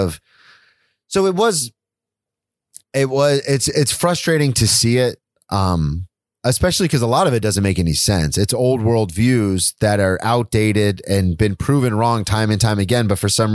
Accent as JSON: {"language": "English", "region": "the South", "country": "United States", "tie": "born or raised there", "said": "I grew up in the South. I played football in the South"}